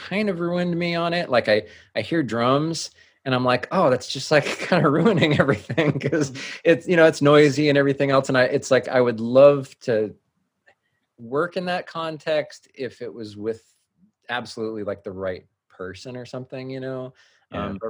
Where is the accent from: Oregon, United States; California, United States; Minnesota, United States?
California, United States; Fremont; also born or lived in Hayward, California; I grew up in Hayward and Fremont.